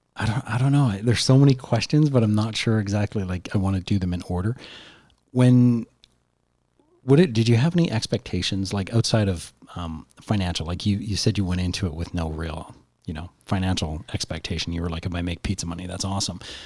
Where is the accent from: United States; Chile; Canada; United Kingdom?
Canada; we're Canadian